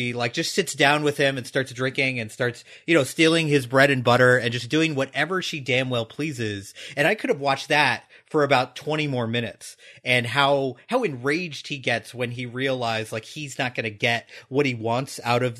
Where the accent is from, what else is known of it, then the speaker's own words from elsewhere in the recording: United States; as American viewers